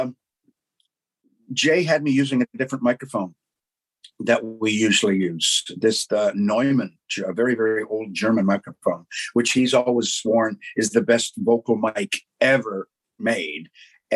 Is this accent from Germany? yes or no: no; Canada; being Canadian